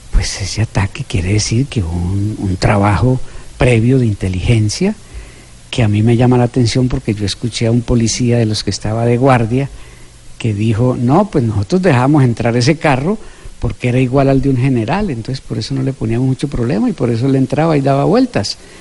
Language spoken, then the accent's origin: Spanish; Colombia; moved away; todos somos colombianos